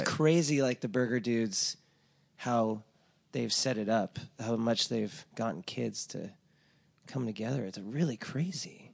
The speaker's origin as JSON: {"language": "English", "town": "Laguna Beach", "region": "California", "country": "United States", "moved": "yes", "said": "I'm from Laguna Beach, which is, like, a very affluent town"}